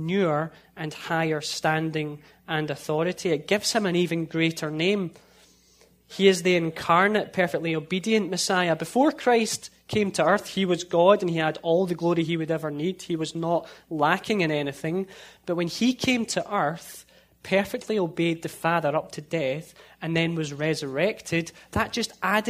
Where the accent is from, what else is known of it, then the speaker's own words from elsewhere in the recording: a town just outside of Glasgow, Scotland, United Kingdom; now in United States; In my hometown, I lived in a town just outside of Glasgow, and in my hometown, you could get 8 or 9 churches within less than a mile